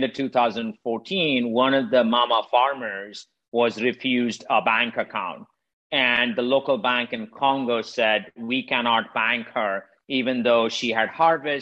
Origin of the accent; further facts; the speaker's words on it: India; moved away as an adult; now in United States; I'm originally from India. I grew up poor in India. I left almost 30 years ago, came to the United States about 25 years ago.